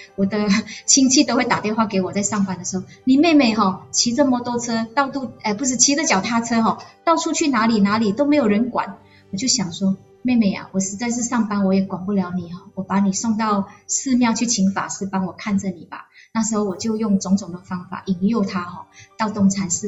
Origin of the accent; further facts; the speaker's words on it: Jenjarom, Selangor, Malaysia; 我从小在乡下，我们有一群很要好的朋友。从我八岁的时候，在一贯道哈，因为以前呃。林家肉有一个一贯道的天呃那个天道院哈，小时候我都会跟着我的阿祖，就是我的太妈去这个一贯道那一边。